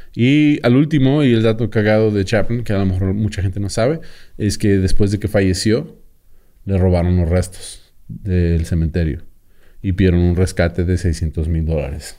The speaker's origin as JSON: {"language": "Spanish", "country": "Mexico", "said": "como mexicano"}